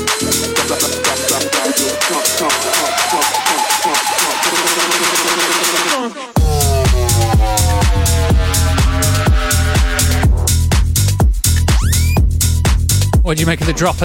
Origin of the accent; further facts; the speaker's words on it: Manchester, North West England, United Kingdom; I'm from Manchester